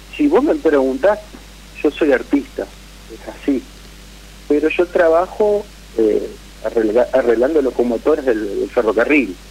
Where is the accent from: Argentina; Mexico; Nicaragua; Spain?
Argentina; Santa Fe; de Santa Fe